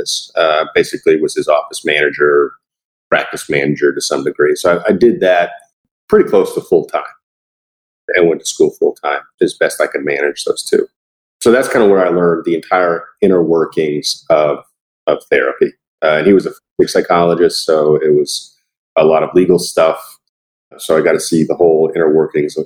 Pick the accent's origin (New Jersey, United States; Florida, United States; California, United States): Florida, United States; I'm originally from Florida